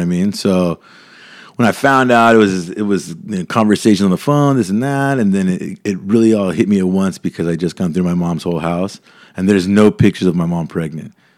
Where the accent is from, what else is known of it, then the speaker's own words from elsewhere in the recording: Mission Viejo, California, United States; also born or lived in Mexico; growing up in Mission Viejo